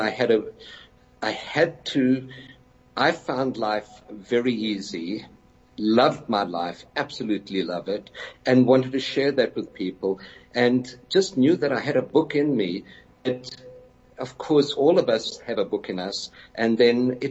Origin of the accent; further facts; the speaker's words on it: Johannesburg, Gauteng, South Africa; So there's three of us and we came really from Orange Grove, and the surrounding suburbs.